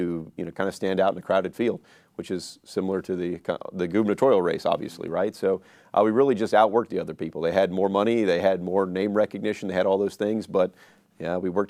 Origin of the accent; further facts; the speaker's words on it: Mandeville, Louisiana, United States; So I grew up in Mandeville, was an Eagle Scout, valedictorian at Mandeville High, went to LSU after